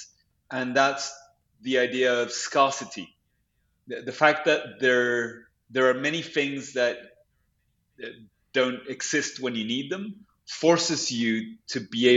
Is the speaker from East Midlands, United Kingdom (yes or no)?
no; London, United Kingdom; also born or lived in Santiago, Chile; now in New York, United States; I was raised in London